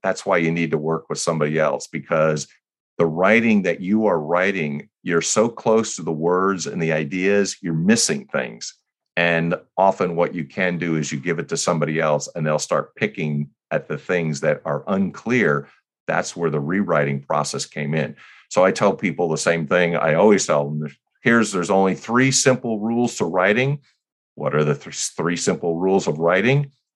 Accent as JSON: {"language": "English", "region": "New Jersey", "country": "United States", "tie": "born or raised there", "moved": "yes", "lives_now": "California, United States", "said": "We were growing up in New Jersey."}